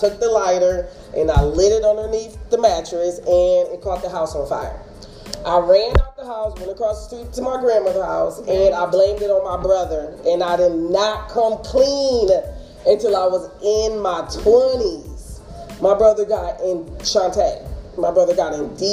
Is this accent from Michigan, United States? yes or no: yes; Kalamazoo, Michigan, United States; when I was a little girl growing up in Kalamazoo